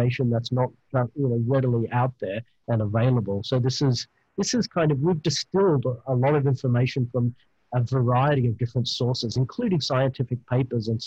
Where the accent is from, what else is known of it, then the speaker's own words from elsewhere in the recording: Australia; accent: Australian; my beautiful Australian accent